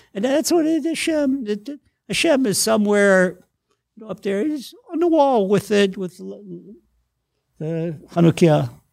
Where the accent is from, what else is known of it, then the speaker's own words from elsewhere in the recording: Washington, District of Columbia, United States; moved away as an adult; now in Israel; I grew up, I was born in Washington, D C, in an inner city slum